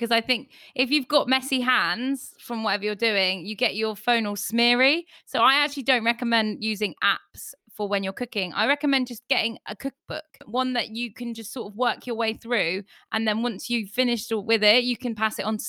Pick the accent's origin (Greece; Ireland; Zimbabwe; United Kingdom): Ireland; I'm Irish.